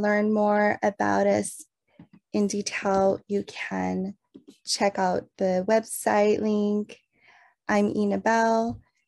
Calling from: Santa Cruz, California, United States; I'm calling in from Awaswas Hopi Lands, also known as Santa Cruz, California

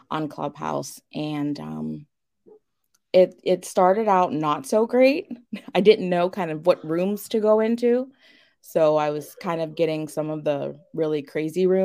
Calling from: Pittsburgh, Pennsylvania, United States; I am coming from Pittsburgh, Pennsylvania.

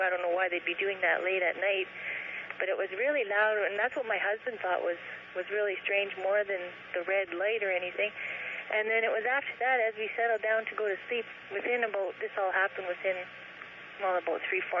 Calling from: Kenora, Ontario, Canada; I'm calling from Kenora, Ontario.

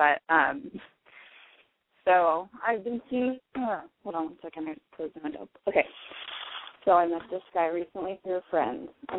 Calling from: Oregon, United States; I'm 23. And I'm calling from Oregon.

